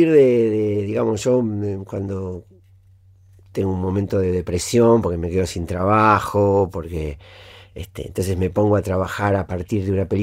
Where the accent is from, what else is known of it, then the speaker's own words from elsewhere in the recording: Villa Gesell, Buenos Aires Province, Argentina; en Villa Gesell, en, en mi pueblo.